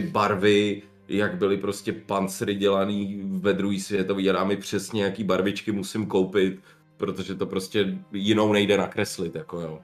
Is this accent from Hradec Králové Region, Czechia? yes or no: no; Prague, Czechia; my jsme z Prahy